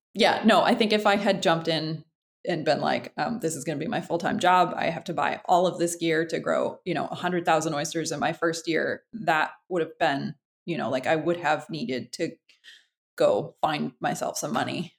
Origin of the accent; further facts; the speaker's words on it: Freeport, Maine, United States; I uh, grew up in Freeport, Maine, which is uh, not quite where I live now, but I'm not far from there.